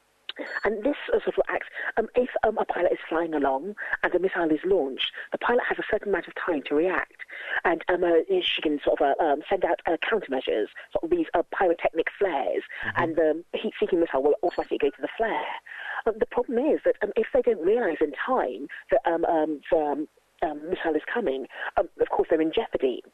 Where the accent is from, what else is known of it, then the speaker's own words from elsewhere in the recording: London, United Kingdom; I was brought up in London and sort of lived in big cities all my life